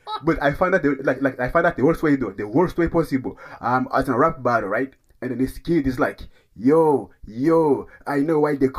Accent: DR Congo; Like, I'm from Congo. Like, come on.

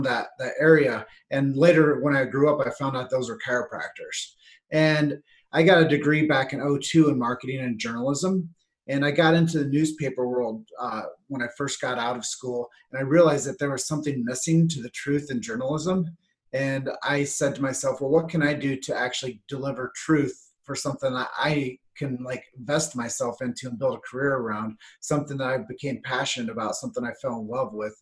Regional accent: Davenport, Iowa, United States; my hometown, which is Davenport, Iowa

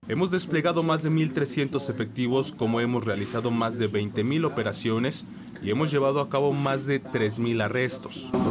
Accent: Mexico; moved away; nos representa como buenos mexicanos

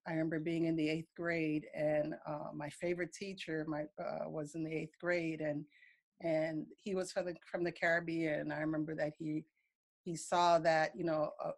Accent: New York City, New York, United States; I grew up in New York City. And, you know, once I moved to the U.S., my mom had settled in New York City

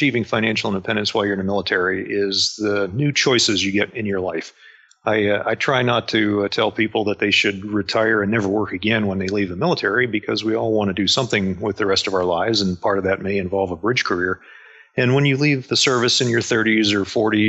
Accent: Pittsburgh, Pennsylvania, United States; moved away as an adult; I grew up outside of Pittsburgh, Pennsylvania, and I left as soon as I could. That's why I joined the Navy

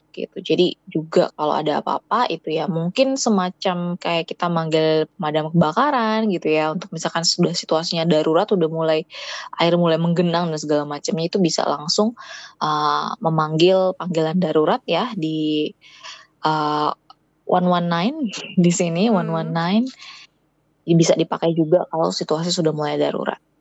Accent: Indonesia; moved away as an adult; now in South Korea

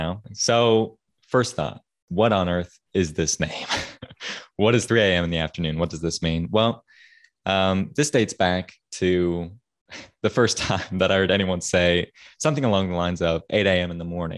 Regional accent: Kansas City, Missouri, United States; I'm originally from Kansas City, Missouri, you know, the city of fountains, the Paris of the plains.

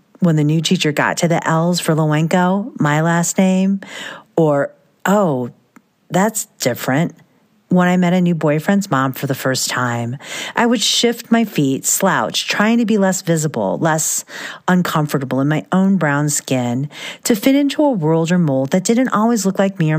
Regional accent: Midwest, United States; I was always the only … and the only Filipino or first-generation immigrant kid in any room in the small town where I grew up, in the middle of Midwest cornfields, far away from the Manila rice fields of my ancestors.

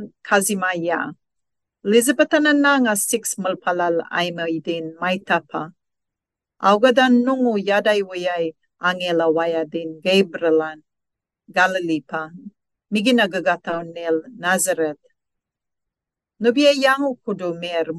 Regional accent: Saibai Island, Torres Strait, Queensland, Australia; first language Kalaw Kawaw Ya; English is a second language; now in Cairns, Australia; I am a Gudda Malulaig woman from the top western cluster of the Torres Strait. My first language is Kalakaua'ia

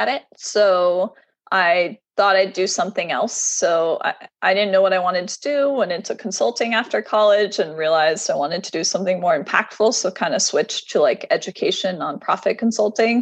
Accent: Southern Tier, upstate New York, United States; also born or lived in Ohio; now in San Francisco, United States; I was born in Ohio, and I actually grew up in a really rural area. So I moved a couple times, but my formative years were spent in upstate New York in the Southern Tier

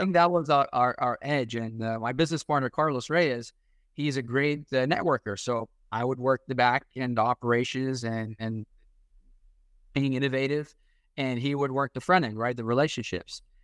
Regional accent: Iraq; English is a second language; now in United States; I'm a Catholic from Iraq, so we're, we're immigrants.

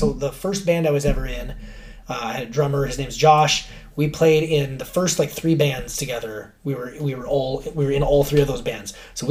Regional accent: Alaska, United States; growing up in Alaska

